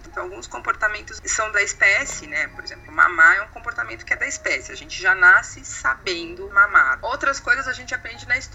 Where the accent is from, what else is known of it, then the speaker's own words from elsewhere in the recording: Brazil; E que eu sou brasileira, portanto, eu gosto de samba, feijoada, futebol, carnaval, praia, calor.